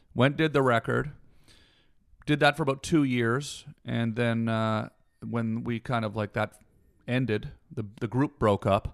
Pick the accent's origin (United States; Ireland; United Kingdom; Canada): Canada; Canadian, and I grew up in the woods